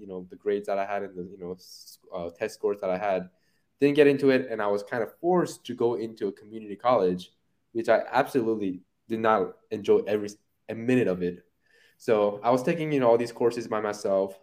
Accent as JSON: {"language": "English", "town": "Irvine", "region": "California", "country": "United States", "tie": "born or raised there", "said": "I grew up there, middle school, high school, and a little bit of college"}